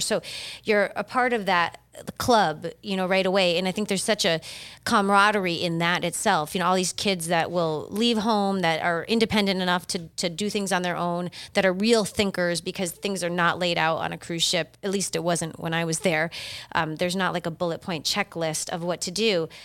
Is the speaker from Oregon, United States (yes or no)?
no; Massachusetts, United States; moved away as an adult; now in Delray Beach, United States; I'm originally from Massachusetts.